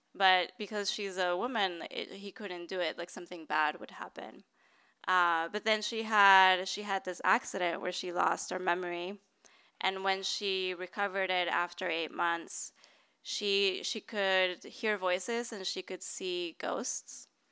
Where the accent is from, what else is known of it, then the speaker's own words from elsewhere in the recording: Bogota, Bogotá Capital District, Colombia; now in San Francisco, United States; I grew up middle class in Bogota